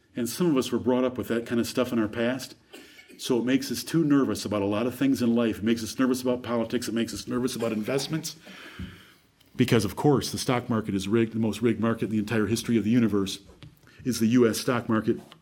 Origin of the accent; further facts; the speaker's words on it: Michigan, United States; born two miles from where I was born in Michigan